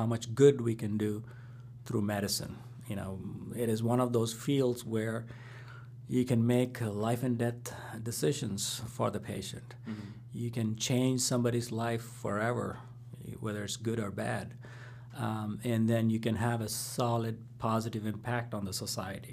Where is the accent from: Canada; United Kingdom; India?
India; moved away; growing up in India